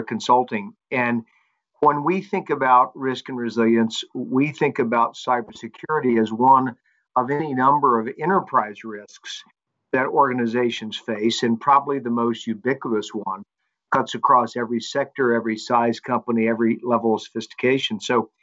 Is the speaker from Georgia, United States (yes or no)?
no; Charlotte, North Carolina, United States; moved away as an adult; also born or lived in Manhattan, New York; now in New York, United States; I was born in Charlotte, North Carolina, on the east coast of the U.S.